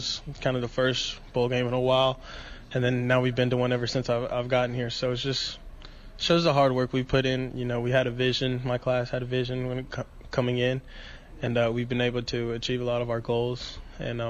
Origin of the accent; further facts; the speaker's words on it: Georgia, United States; also born or lived in Bronx, New York; I actually moved like a week after I was born, and then I went back there when I was around like 5 years old, and then I've been in Georgia ever since